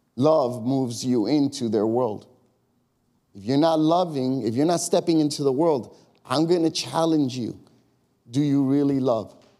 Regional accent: Chicago, Illinois, United States; now in Long Grove, United States; I grew up in Chicago. The hood for me was the neighborhood I grew up. It was called Austin. And on the west side

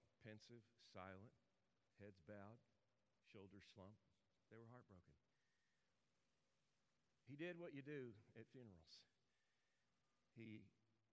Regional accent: Memphis, Tennessee, United States; moved away as an adult; also born or lived in North Jersey, New Jersey; I'm from Memphis

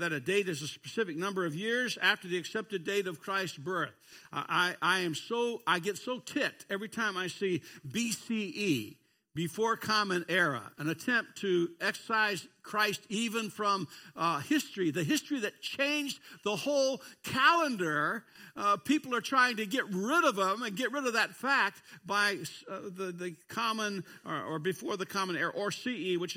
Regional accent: Kentucky, United States; I'm from a foreign nation called Kentucky

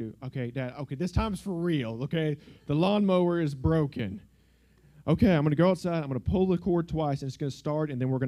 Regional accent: South Georgia, United States; the church I grew up in South Georgia

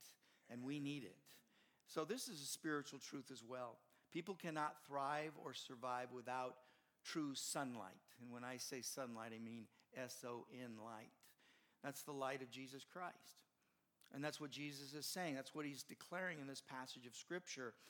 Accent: Southern California, United States; moved away; I grew up in Southern California. Don't hold it against me, but that's where I grew up

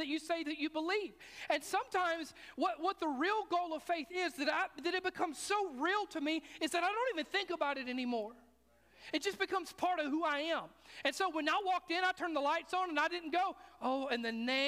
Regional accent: the South, Southern United States, United States; I grew up in the South where everybody was a Christian

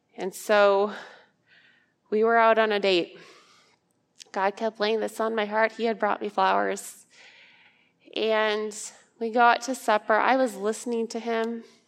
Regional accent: Ankeny, Iowa, United States; I'm from Ankeny, Iowa

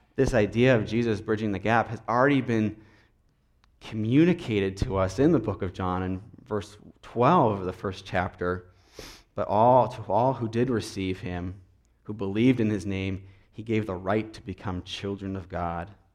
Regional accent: Minnesota, United States; I'm from Minnesota

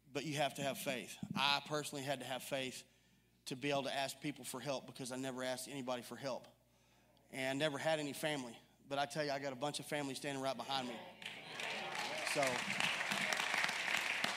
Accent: Mount Pleasant, Texas, United States; I'm 45, and I grew up in Mount Pleasant, Texas.

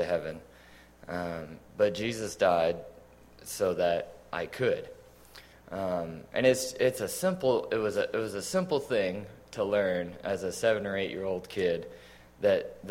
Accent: Fredericksburg, Texas, United States; I was born and raised in Fredericksburg, Texas

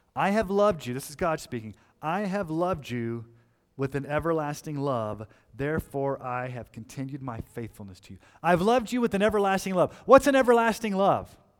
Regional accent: Colorado Springs, Colorado, United States; I grew up in Colorado Springs.

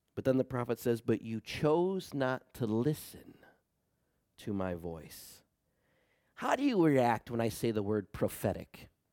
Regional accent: United States; I love our country. I'm a patriot. I'm an American through and through

